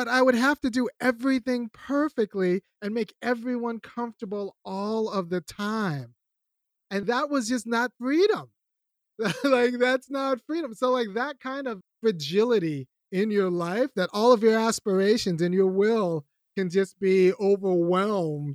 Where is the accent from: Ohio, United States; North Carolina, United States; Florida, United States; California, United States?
California, United States; moved away as an adult; now in Athens, United States; I don't live in California. I grew up in California. Then I was priced out of California